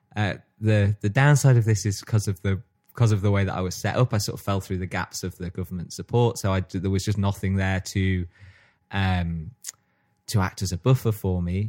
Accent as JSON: {"language": "English", "town": "Stockport", "region": "North West England", "country": "United Kingdom", "tie": "born or raised there", "said": "growing up in Stockport"}